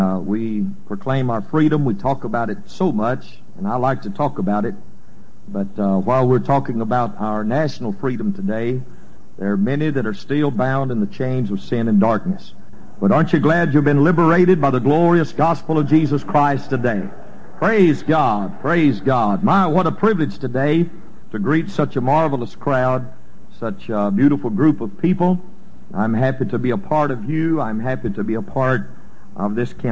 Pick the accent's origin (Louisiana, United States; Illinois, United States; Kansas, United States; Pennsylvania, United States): Louisiana, United States; I'm a native of this state. I was raised over in Gina. Most everybody there calls it Gina, but that's where I'm from